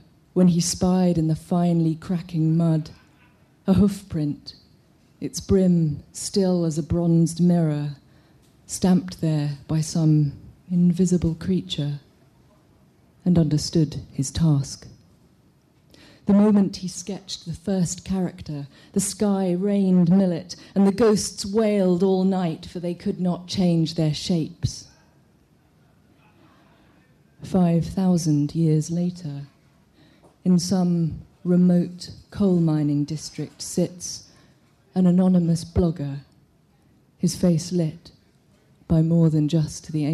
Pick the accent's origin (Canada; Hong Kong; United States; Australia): Hong Kong; I'm from Hong Kong